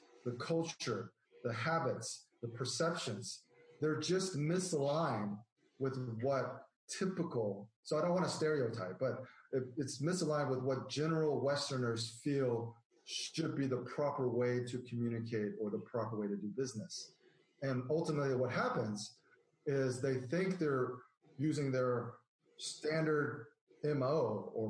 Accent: United States; moved away as an adult; I was born and raised in the United States

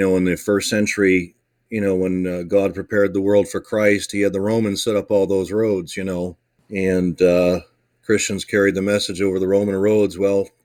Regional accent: Chicago, Illinois, United States; Born in the Midwest, a Chicago boy, grew up born and raised in Chicago

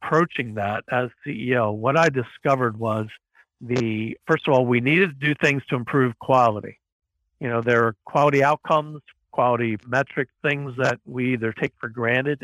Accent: Baltimore, Maryland, United States; moved away as an adult; also born or lived in Ethiopia / United Arab Emirates; back in my hometown is Johns Hopkins University, Johns Hopkins Medicine

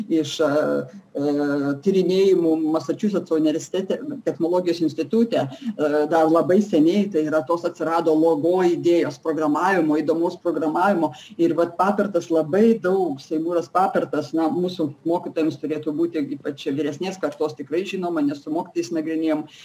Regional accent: Lithuania

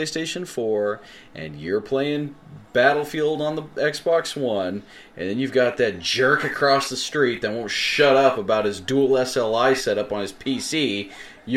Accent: United States; accent: American; We sound American

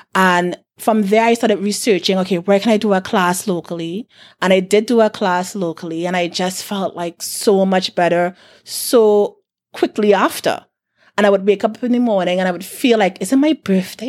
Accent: South Trinidad, Trinidad & Tobago; I'm from South

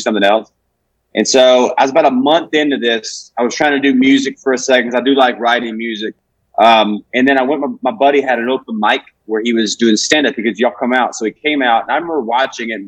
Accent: Alabama, United States; when you're growing up in Alabama in a hometown of 1800 people

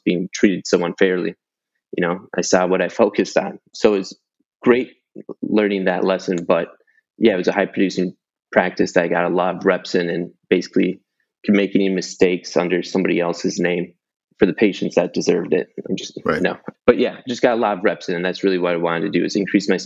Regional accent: Minneapolis, Minnesota, United States; moved away as an adult; also born or lived in Fort Lauderdale, Florida / Tampa, Florida; I grew up in Minnesota, in Minneapolis area, in the Twin Cities.

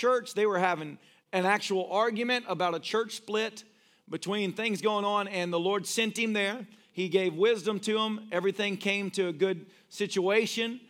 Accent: United States; I'm an American.

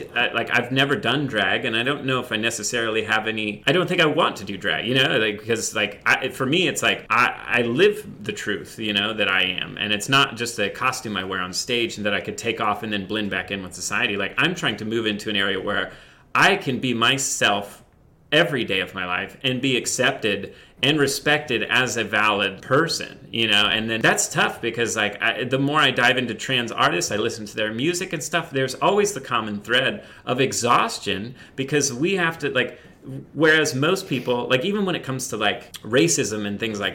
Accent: Indiana, United States; I grew up in the Midwest in Indiana

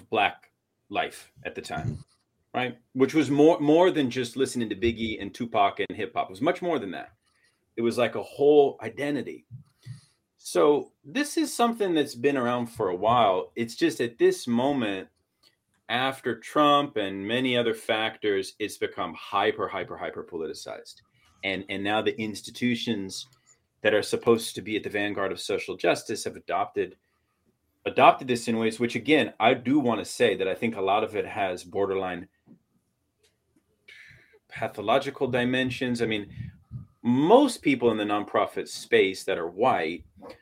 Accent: Portland, Oregon, United States; I grew up in Portland, Oregon

